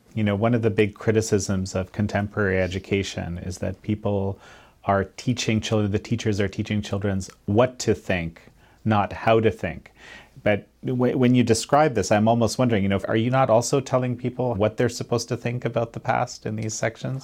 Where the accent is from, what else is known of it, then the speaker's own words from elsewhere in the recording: Canada; as a Canadian